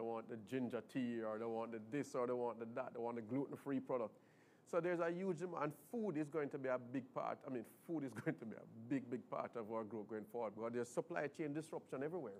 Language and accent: English; Jamaica; being Jamaican